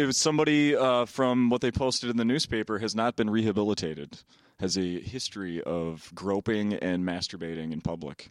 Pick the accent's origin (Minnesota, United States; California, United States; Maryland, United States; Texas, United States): Minnesota, United States; Saint Paul; Born and raised in Saint Paul